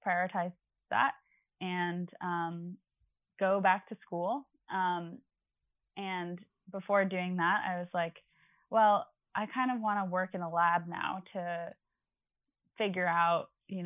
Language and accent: English; Long Island, New York, United States; I'm from Long Island.